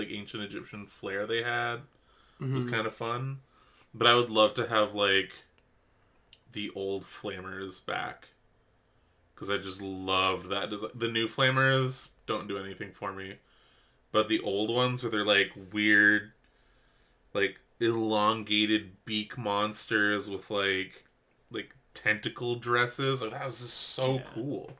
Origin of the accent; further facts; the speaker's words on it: Canada; I'm Canadian.